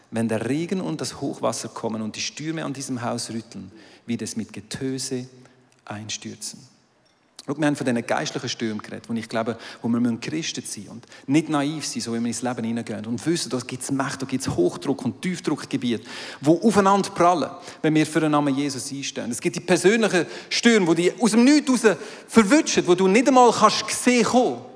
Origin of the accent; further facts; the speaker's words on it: Aargau, Switzerland; now in Zurich, Switzerland; Ich kommentiere jetzt den Betrag nicht, ich bin aus dem Aargau, es sind deine Steuergelder.